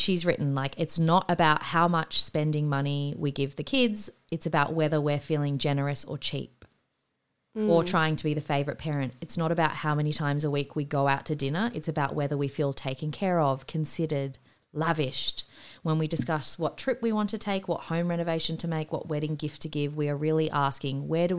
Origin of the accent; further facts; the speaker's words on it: Sydney, New South Wales, Australia; also born or lived in San Francisco; we moved home back to Sydney from San Fran and bought our first apartment